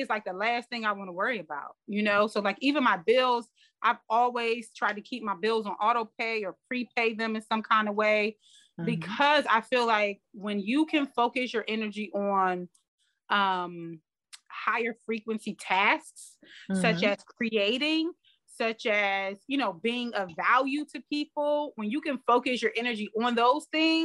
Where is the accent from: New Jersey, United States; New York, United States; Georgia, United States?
New Jersey, United States; I mean we're both from New Jersey